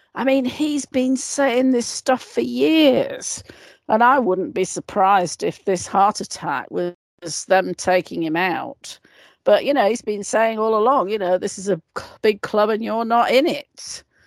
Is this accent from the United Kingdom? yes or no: yes; United Kingdom; being a Brit myself